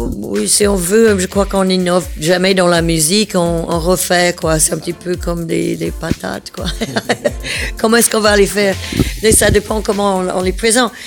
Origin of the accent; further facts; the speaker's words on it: the southern United States, United States; now in Belgium; je viens du sud des États-Unis